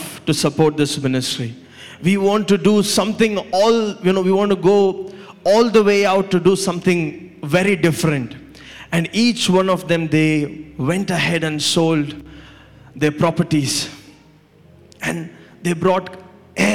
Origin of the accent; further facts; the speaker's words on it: India; Growing up in India